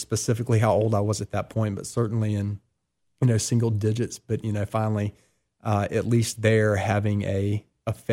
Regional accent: Columbia, South Carolina, United States; now in Oxford, United States; I was born in Columbia, South Carolina, 40 years ago now

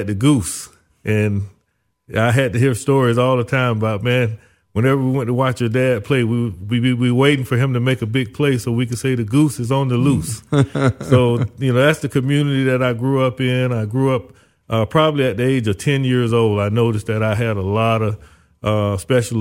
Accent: Zellwood, Florida, United States; also born or lived in Orlando, Florida / Tallahassee, Florida / Miami, Florida; my parents lived in a little small town called Zellwood

